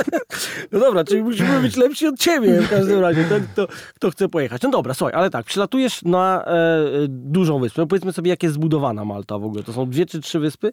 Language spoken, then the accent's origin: Polish; Poland; u nas na Wawelu